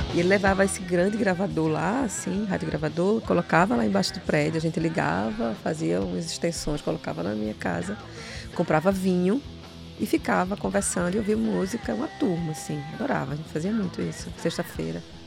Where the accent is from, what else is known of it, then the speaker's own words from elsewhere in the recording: Recife, Pernambuco, Brazil; E eu nasci no Alto José Bonifácio